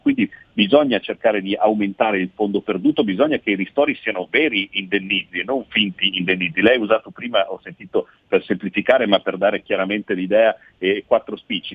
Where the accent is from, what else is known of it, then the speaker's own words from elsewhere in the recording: Milan, Lombardy, Italy; also born or lived in Veneto; sono di Milano ma sono di origine veneta